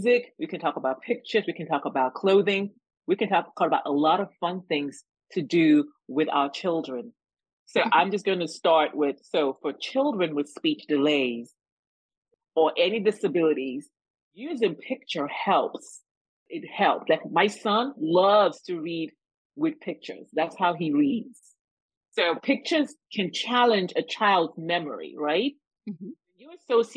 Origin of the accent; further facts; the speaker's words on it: Nigeria; moved away; identify as an African woman because I was born and raised in Nigeria, West Africa.